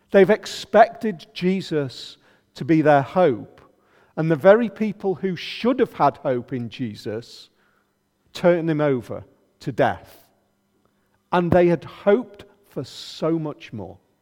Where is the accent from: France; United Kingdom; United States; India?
United Kingdom; pretty much have it still in our culture, being very British